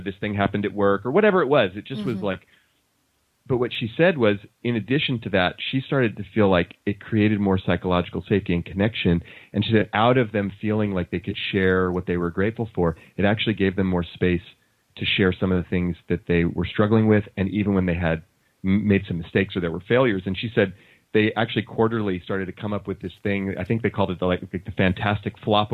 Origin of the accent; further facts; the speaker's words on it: Oakland, California, United States; I grew up in Oakland and we didn't have a lot of money. Oakland, California, in the Bay Area